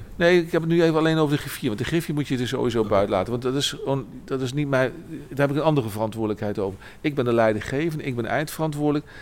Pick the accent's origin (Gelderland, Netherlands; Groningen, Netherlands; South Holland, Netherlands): Gelderland, Netherlands; Arnhem; also born or lived in Nijmegen; Ik woon in Arnhem, ik ben ook geboren en getogen in Arnhem.